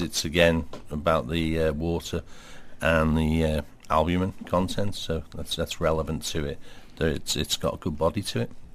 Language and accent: English; Liverpool, North West England, United Kingdom; grew up in Liverpool, uh, but my family all come from the Wirral